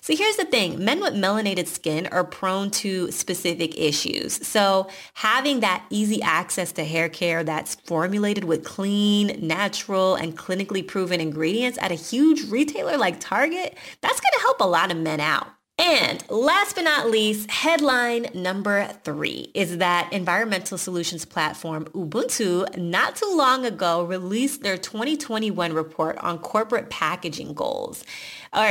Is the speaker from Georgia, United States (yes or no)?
yes; Atlanta, Georgia, United States; Our parents met in Chicago and we grew up in Atlanta